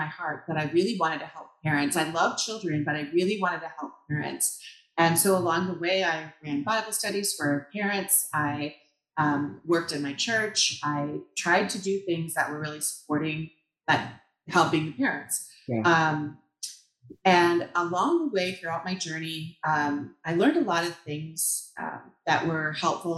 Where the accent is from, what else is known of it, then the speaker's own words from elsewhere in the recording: Shoreview, Minnesota, United States; moved away as an adult; also born or lived in Dayton, Minnesota / Otsego, Minnesota; now in Elk River, United States; I grew up in Shoreview, Minnesota, actually, so not too far away